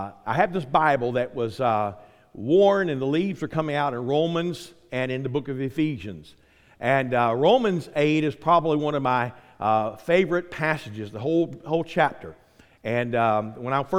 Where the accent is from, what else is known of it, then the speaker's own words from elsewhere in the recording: Quincy, United States; moved away; I grew up in Quincy